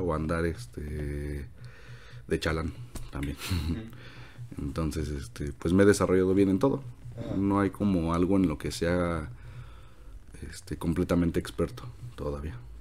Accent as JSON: {"language": "Spanish", "region": "Mexico City", "country": "Mexico", "tie": "born or raised there", "also_born_or_lived": "La Esmeralda, Michoacán", "said": "yo soy de Michoacán, de la Esmeralda, Michoacán, nací allá en el 95, en mayo, este, el 27, ya Este, de ahí pues de toda mi vida eh, he estado aquí en la Ciudad de México"}